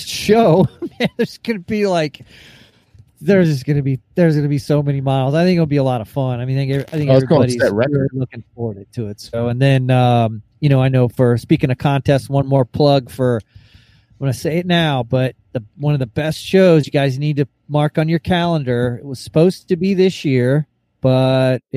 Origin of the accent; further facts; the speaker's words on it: Corpus Christi, Texas, United States; me growing up in Corpus Christi